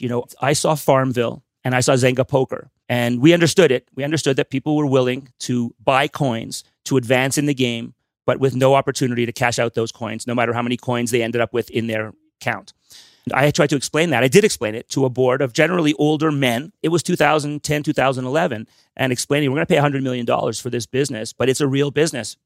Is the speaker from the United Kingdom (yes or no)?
no; Montreal, Quebec, Canada; I'm from Montreal. I, obviously, I speak French as well as I speak English.